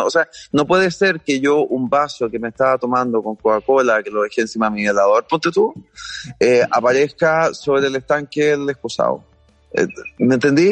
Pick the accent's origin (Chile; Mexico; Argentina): Chile; soy súper poco chileno